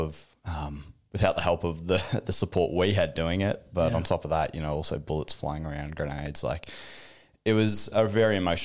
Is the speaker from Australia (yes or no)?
yes; Geelong, Victoria, Australia; also born or lived in Batesford / Vanuatu; I grew up in Geelong, Geelong kid, born and bred